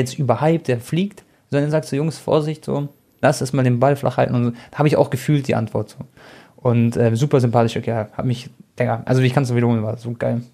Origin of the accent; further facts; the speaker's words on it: Munich, Bavaria, Germany; ich bin auch in München geboren